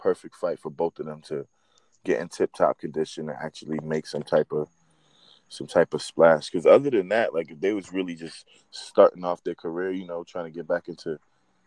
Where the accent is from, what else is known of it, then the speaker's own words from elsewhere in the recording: New York City, New York, United States; I'm from Brooklyn